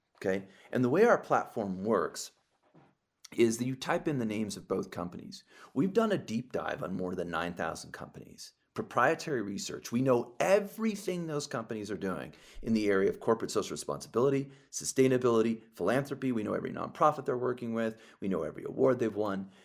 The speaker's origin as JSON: {"language": "English", "town": "Los Angeles", "region": "California", "country": "United States", "tie": "born or raised there", "said": "my hometown of Los Angeles"}